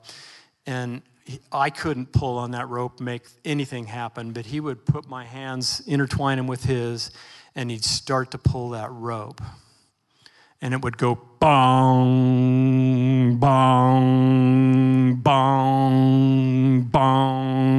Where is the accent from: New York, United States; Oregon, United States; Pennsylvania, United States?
Oregon, United States; Portland; I grew up in Northeast Portland